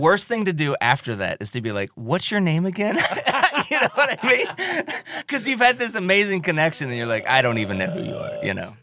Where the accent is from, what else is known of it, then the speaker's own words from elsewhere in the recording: Milford, United States; I grew up in Milford. I grew up out on the east side of town